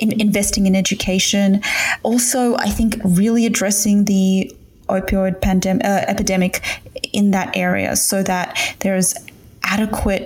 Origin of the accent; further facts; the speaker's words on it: Australia; moved away as an adult; also born or lived in New York City, United States / Athens, Ohio, United States; as an Australian citizen